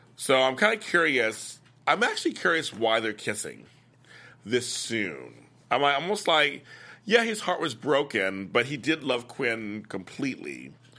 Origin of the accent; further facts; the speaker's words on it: Inglewood, California, United States; my hometown, Inglewood, here in California, Los Angeles